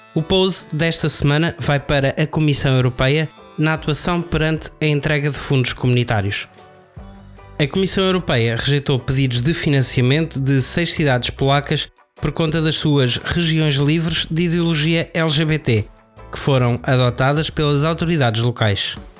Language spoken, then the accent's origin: Portuguese; Aveiro, Centro, Portugal; also born or lived in Porto; eu sou da Aveiro